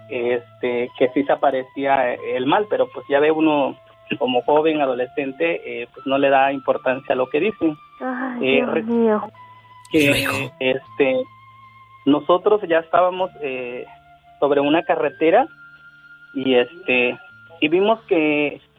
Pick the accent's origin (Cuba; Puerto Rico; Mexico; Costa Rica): Mexico; Guerrero; De, de hecho, yo soy del estado de Guerrero